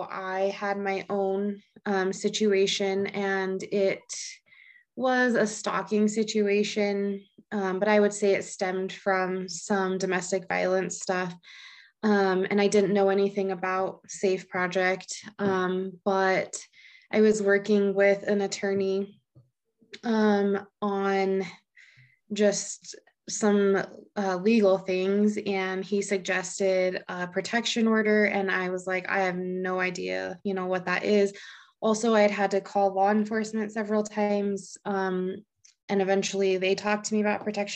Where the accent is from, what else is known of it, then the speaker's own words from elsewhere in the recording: Laramie, Wyoming, United States; I'm from Laramie, Wyoming. So been here for quite a while.